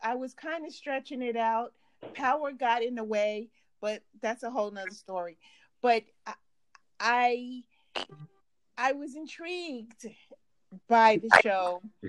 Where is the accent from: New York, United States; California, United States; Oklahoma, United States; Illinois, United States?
New York, United States; I know I'm from New York. Check out this accent. But guess what? I have relatives that are from Mississippi.